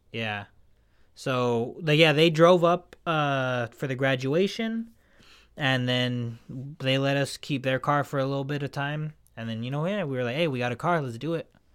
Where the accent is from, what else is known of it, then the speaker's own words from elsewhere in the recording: California, United States; we're Californian. We're from this, like, dry